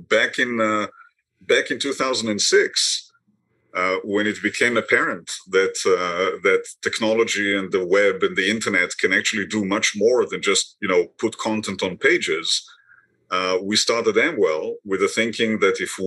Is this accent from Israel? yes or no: yes; Israel; moved away as an adult; now in Boston, United States; I was born in Israel many years ago, trained in medicine there